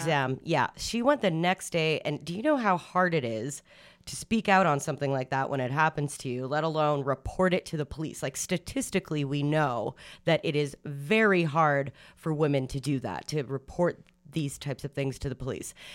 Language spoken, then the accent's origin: English; Canada; as Canadians, as Canadian women